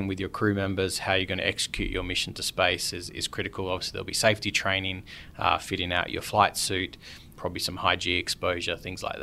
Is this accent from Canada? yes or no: no; Perth, Western Australia, Australia; also born or lived in London; now in Mojave Desert, United States; I'm from Perth, Australia